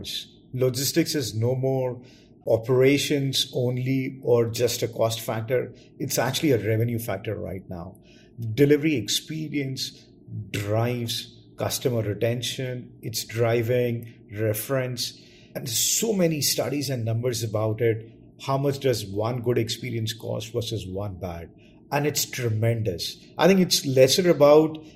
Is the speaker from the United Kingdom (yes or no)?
no; New Delhi, Delhi, India; I grew up and studied in New Delhi.